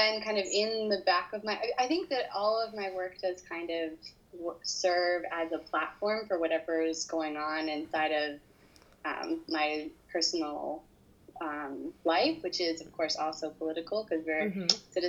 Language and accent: English; Chicago, Illinois, United States; born there; also born or lived in Los Angeles / New York; I am an American. I was born in Chicago, I lived in LA, and I lived in New York